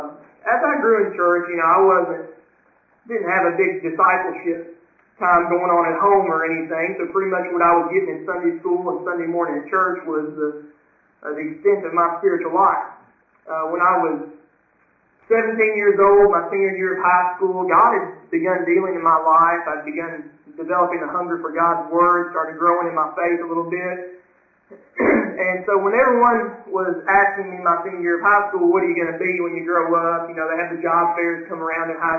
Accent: Western Kentucky, United States; I'm a Western Kentucky boy, born and raised in Western Kentucky

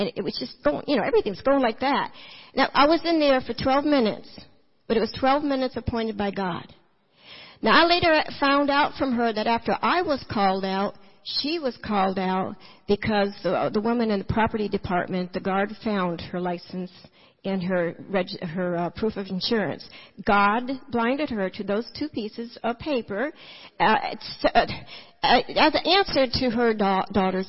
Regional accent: California, United States; I'm from California

